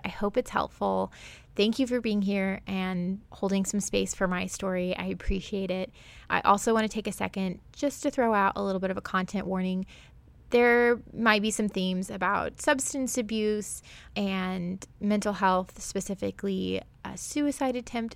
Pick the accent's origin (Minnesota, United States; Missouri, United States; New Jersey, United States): Missouri, United States; Springfield; also born or lived in Florida; I grew up in the Ozarks, which is in, like, southwest Missouri, northern Arkansas, but specifically Springfield, Missouri